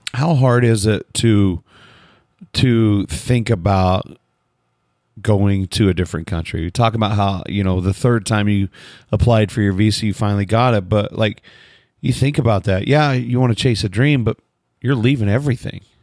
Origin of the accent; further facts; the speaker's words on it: United States; I'm from America.